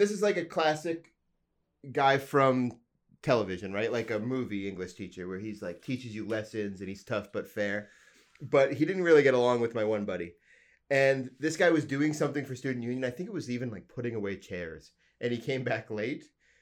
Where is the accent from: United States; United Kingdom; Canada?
Canada; Alberta; I'm from Alberta, so I'm from a very small town